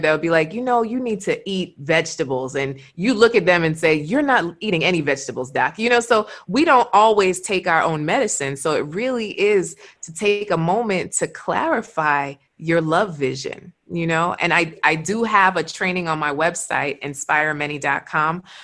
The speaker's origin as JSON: {"language": "English", "country": "Jamaica", "said": "I'm Jamaican"}